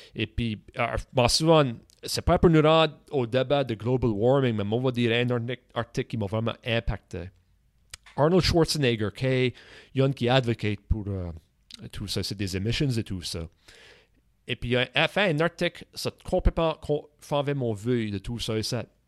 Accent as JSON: {"language": "French", "region": "Nova Scotia", "country": "Canada", "accent": "Acadian", "said": "notre accent, ok, acadien"}